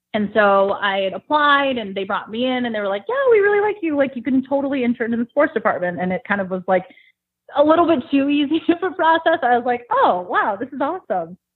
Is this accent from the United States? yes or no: yes; South Windsor, Connecticut, United States; moved away as an adult; also born or lived in Ithaca, New York / Elmira, New York; now in Buffalo, United States; I'm from a town called South Windsor, Connecticut